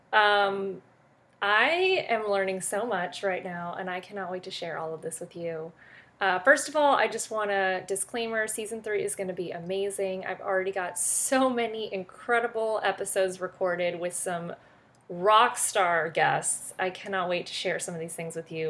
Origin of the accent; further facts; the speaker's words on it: France; now in United States; I am from France originally.